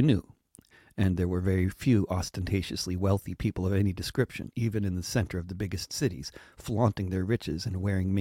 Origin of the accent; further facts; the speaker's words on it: United States; as an American visiting Ireland